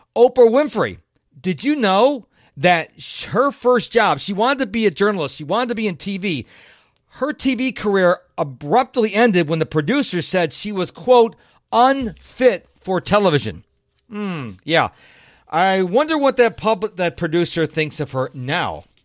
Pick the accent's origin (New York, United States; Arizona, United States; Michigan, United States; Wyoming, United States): New York, United States; Rochester; now in Houston, United States; I was raised up in Rochester, New York.